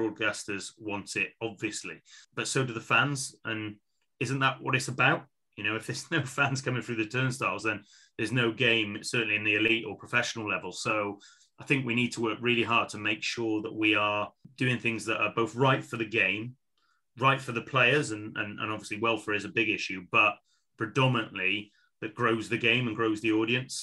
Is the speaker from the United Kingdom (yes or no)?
yes; Wales, United Kingdom; As a Welshman